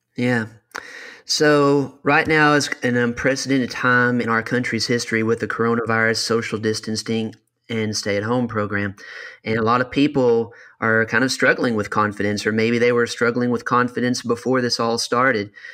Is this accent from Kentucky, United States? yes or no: yes; Kentucky, United States; I'm from Kentucky